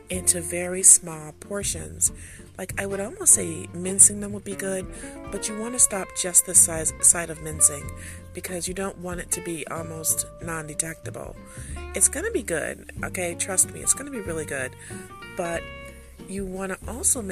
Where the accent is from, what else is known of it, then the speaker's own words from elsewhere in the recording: United States; I'm American.